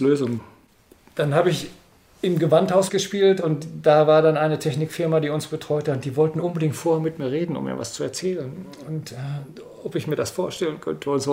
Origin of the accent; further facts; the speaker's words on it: Dortmund, North Rhine-Westphalia, Germany; ich bin ja Dortmunder